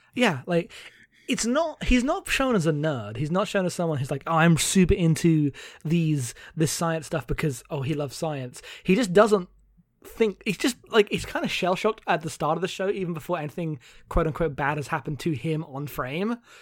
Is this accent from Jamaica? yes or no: no; United Kingdom; I am a British non-binary person